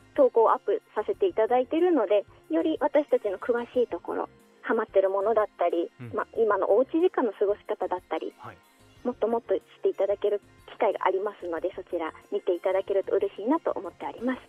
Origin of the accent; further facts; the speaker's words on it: Utsunomiya, Tochigi, Japan; 私栃木県出身の栃木が大好きな